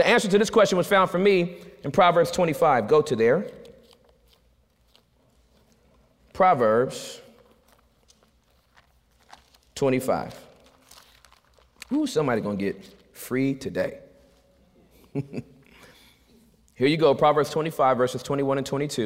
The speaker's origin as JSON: {"language": "English", "region": "Southern California", "country": "United States", "said": "I'm from California. We retaliate in Southern California"}